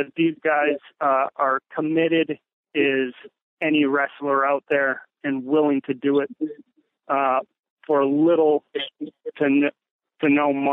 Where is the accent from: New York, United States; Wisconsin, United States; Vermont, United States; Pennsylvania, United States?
Wisconsin, United States; Lakeland; I came back to my hometown and I started coaching at a program